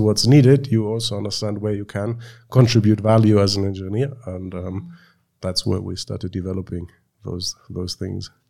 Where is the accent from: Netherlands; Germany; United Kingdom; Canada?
Germany; moved away as an adult; now in Uganda; I was born and raised in Germany, but came to Uganda four and a half years ago